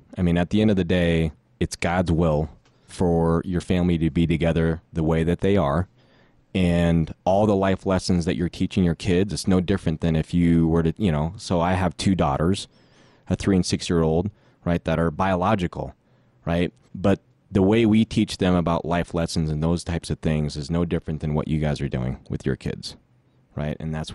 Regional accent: Philippines; moved away; I came from the Philippines, and my mom was always doing a really good job just kind of educating them a little bit about the culture. But ironically, I've never been back to the Philippines since I left.

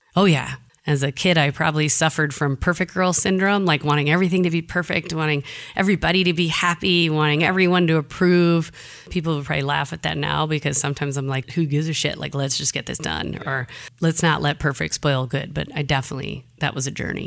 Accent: Jackson, Michigan, United States; moved away; I'm from the Midwest

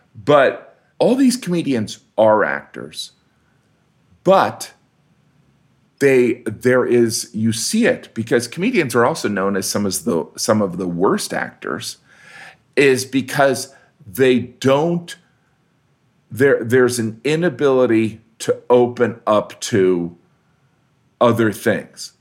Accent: Indiana, United States; I'm from the Midwest, which I am

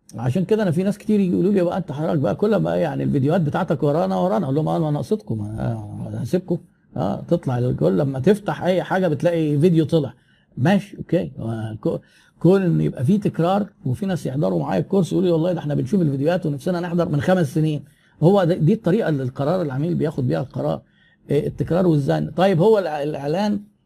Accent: Egypt; احنا عندنا في مصر

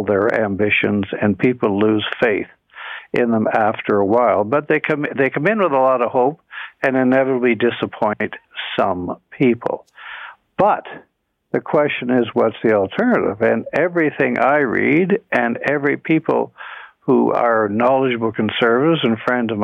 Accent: Canada; as a Canadian

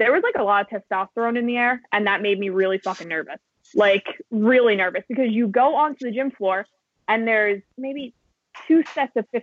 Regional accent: New York, United States; as a New Yorker

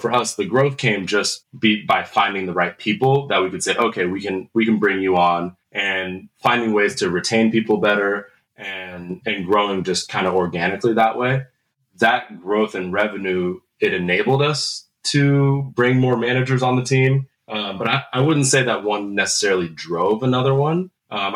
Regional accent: Lynnwood, Washington, United States; I am from the Seattle, Washington area, more specifically up in the North End, up in like the Lynnwood, Mukilteo area.

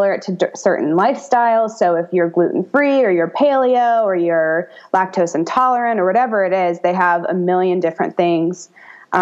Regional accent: United States; I'm an American

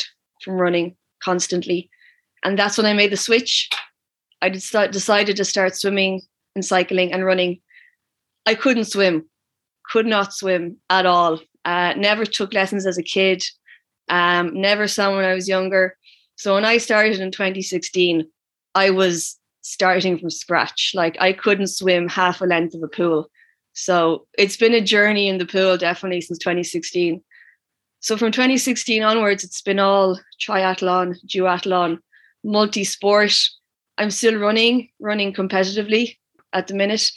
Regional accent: Wexford, Leinster, Ireland; I'm from Wexford

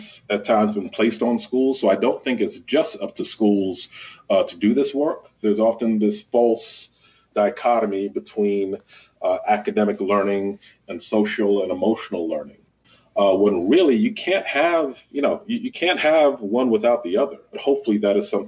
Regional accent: Mount Vernon, New York, United States; moved away as an adult; also born or lived in Washington, D.C. / Holmes County, Mississippi / Prince George's County, Maryland; I grew up in New York. In Mount Vernon

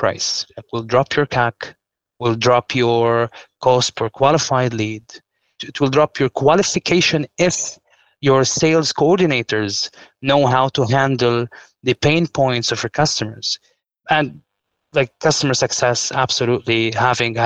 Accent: Lebanon; I'm from Lebanon

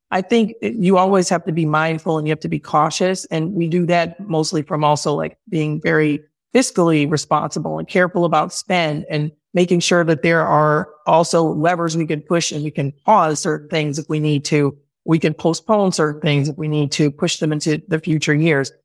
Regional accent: Chicago, Illinois, United States; moved away as an adult; now in Oakland, United States; I'm from Chicago. I moved to Oakland for this role

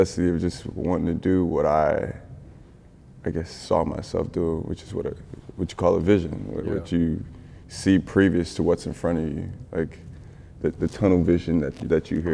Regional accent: Orlando, Florida, United States; moved away as an adult; also born or lived in Trenton, New Jersey / Virgin Islands; now in Los Angeles, United States; My pops moved us to Orlando. I grew up in Orlando, Florida. I grew up in Pine Hills

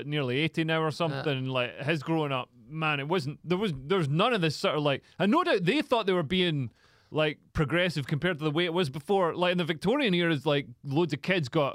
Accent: Scotland, United Kingdom; I'm Scottish.

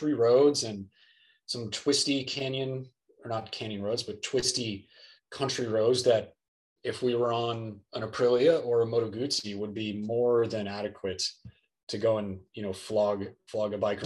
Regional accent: Southern California, United States; I grew up in Southern California

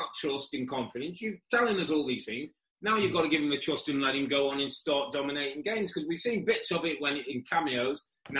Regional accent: England, United Kingdom

